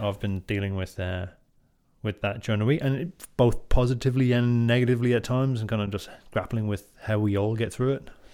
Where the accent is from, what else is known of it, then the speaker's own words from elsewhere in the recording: Drogheda, Leinster, Ireland; moved away; I'm from Drogheda and I grew up in, in Drogheda.